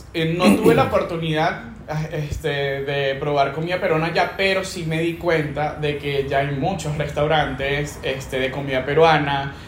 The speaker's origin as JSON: {"language": "Spanish", "country": "Venezuela", "moved": "yes", "lives_now": "Peru", "said": "yo me voy a regresar a mi país y voy a conseguir trabajo de una vez. O sea, yo me sentía turista en mi país"}